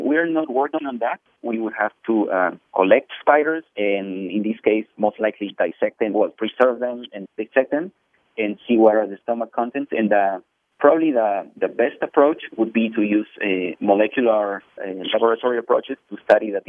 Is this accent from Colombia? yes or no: no; Peru; moved away; I grew up in Peru